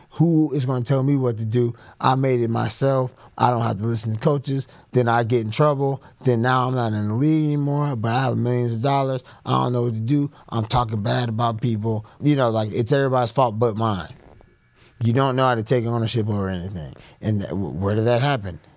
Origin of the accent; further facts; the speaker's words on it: Atlanta, Georgia, United States; being black, growing up in Atlanta or Georgia